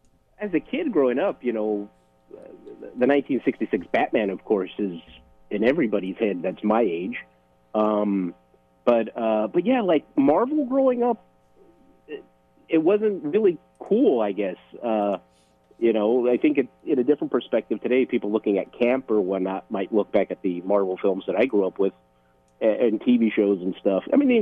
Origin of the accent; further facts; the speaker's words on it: Los Angeles, California, United States; I'm about 6 feet tall, maybe 6'1", Puerto Rican, born and raised in Los Angeles